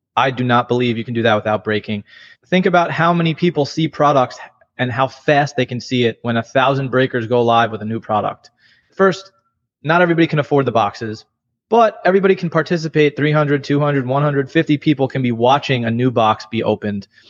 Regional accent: New York, United States; I grew up in New York

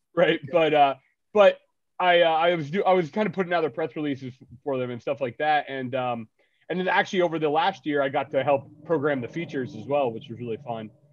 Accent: New Jersey, United States; also born or lived in Philadelphia; I grew up in the North Jersey punk scene

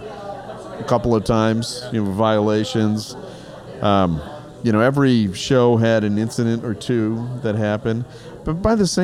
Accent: Germany; now in Chicago, United States; Kevin found out that I spoke German. I grew up in Germany. I spoke fluent German.

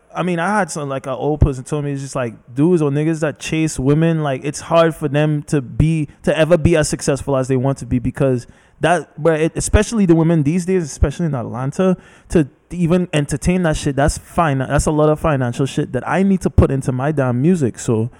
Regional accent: Trinidad & Tobago; No, I'm from Trinidad and Tobago. Island.

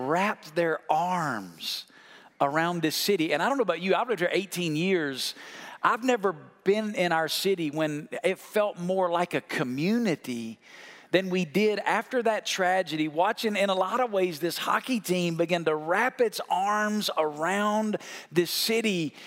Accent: Muscle Shoals, Alabama, United States; moved away; I grew up in Muscle Shoals, Alabama, a town of 12,000 people.

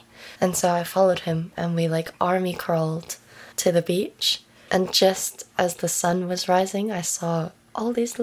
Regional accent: United Kingdom; also born or lived in Venezuela; It's Venezuelan last name. I'm British.

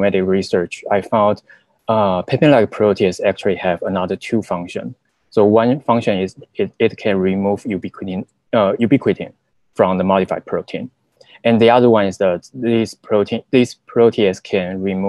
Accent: Taiwan; moved away as an adult; now in United States; So I was from Taiwan, and during the college, I majored in zoology

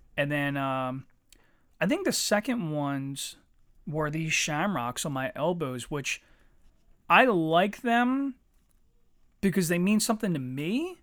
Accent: Eddystone, Pennsylvania, United States; I'm from Eddystone

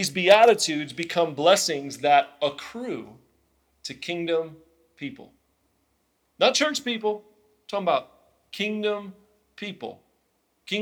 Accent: Illinois, United States; moved away as an adult; now in Nashville, United States; we were both born and raised in Illinois

